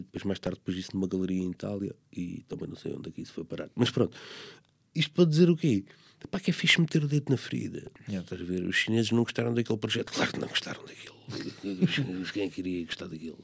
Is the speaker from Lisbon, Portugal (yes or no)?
no; Corroios, Setúbal, Portugal; eu nasci em Correios